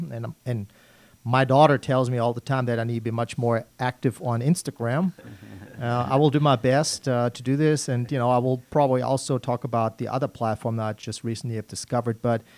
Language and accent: English; Germany; moved away; I see myself as an immigrant. I came here in 1995 from Germany.